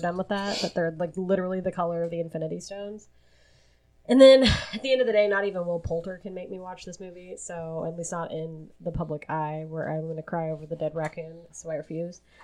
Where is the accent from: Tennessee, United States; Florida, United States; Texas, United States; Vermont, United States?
Tennessee, United States; Hamilton County; I'm from Hamilton County